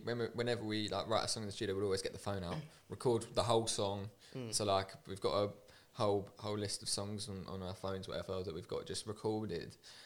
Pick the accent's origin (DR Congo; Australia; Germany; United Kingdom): United Kingdom; Sawbridgeworth, East of England; born or raised there; now in London, United Kingdom